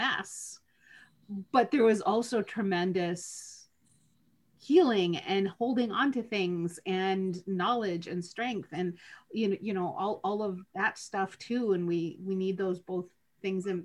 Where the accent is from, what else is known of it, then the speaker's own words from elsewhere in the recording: Lac Seul, Ontario, Canada; now in Niagara, Canada; I'm from Lac Seul, don't live anywhere near home. Home for me is in Niagara